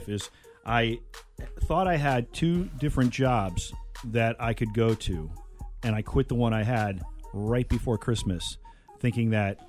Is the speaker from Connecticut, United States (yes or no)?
yes; Connecticut, United States; I can remember growing up in Connecticut